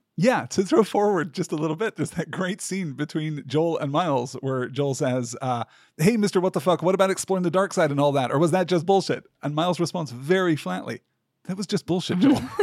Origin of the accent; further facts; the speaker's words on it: United Kingdom; growing up in Britain